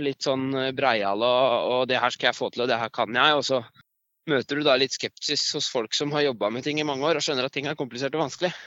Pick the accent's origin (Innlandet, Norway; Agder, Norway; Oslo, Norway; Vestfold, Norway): Innlandet, Norway; Elverum; moved away as an adult; also born or lived in Tynset / Trondheim; jeg er fra Elverum, eller jeg er født på Tynset og vokste opp i Elverum, så jeg er eh, hedmarking.